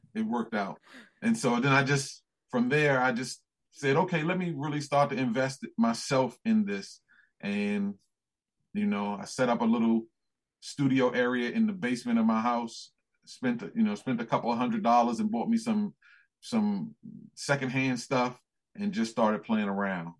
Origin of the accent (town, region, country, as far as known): United States; accent: American